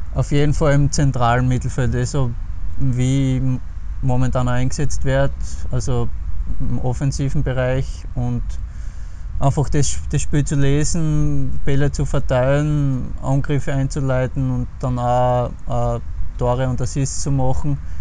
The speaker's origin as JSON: {"language": "German", "town": "Pöls", "region": "Styria", "country": "Austria", "tie": "born or raised there", "said": "in meinem Heimatort in Böls beim FSC"}